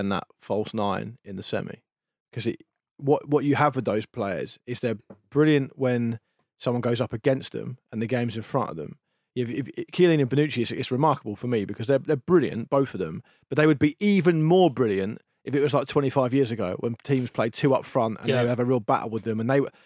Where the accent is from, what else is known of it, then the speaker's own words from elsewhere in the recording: England, United Kingdom; we're English